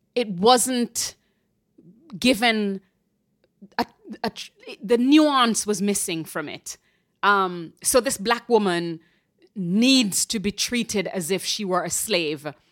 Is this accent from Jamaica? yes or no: yes; Jamaica; moved away as an adult; now in New York, United States; I moved here in my twenties from Jamaica